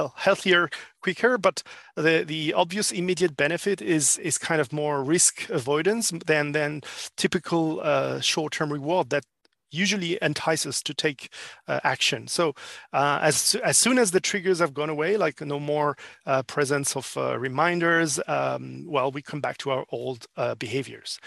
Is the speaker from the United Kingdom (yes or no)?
no; France; English is a second language; moved away as an adult; now in Asia-Pacific; I'm actually a French living in APAC for four years now.